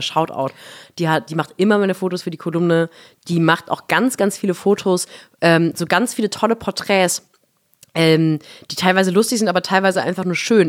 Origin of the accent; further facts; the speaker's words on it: Baden-Württemberg, Germany; in Baden, wo ich groß geworden bin